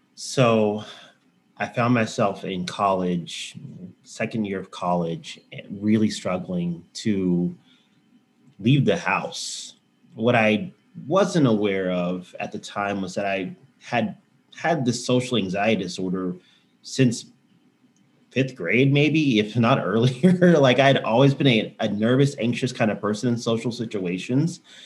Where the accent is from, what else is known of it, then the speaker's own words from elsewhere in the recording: Houston, Texas, United States; also born or lived in San Antonio; now in Austin, United States; I, have lived in Texas my whole life. So right. I grew up in Houston